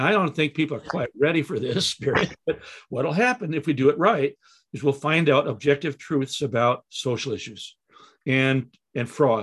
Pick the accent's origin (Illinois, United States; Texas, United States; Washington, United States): Illinois, United States; Chicago; moved away; I came from Chicago